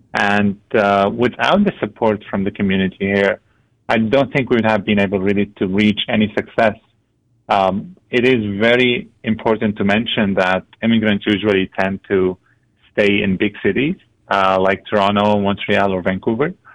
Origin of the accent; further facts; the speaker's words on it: Syria; also born or lived in Lebanon; now in Antigonish, Canada; My family and I come from Syria. We fled the country in 2012